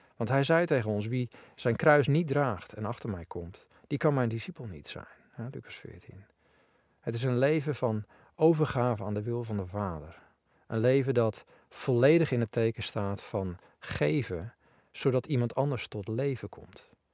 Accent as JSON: {"language": "Dutch", "country": "Netherlands", "said": "ik vroeger nog als typische Nederlander getraind was"}